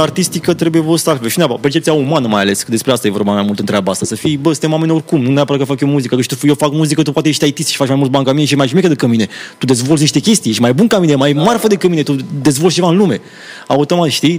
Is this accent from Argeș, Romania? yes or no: no; Roșiorii de Vede, Teleorman County, Romania; eu vin din Roșior de Vede